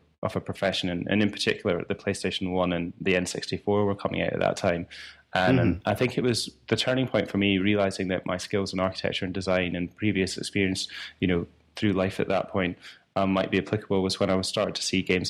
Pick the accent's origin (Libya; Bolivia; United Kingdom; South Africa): United Kingdom; Scotland; accent: a little bit Scottish; also born or lived in Leamington Spa, England; my accent's obviously a little bit Scottish